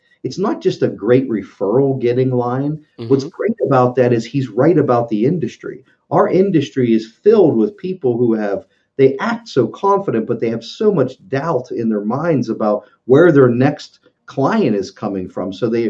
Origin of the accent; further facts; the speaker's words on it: West Virginia, United States; West Virginia and I need to write this down.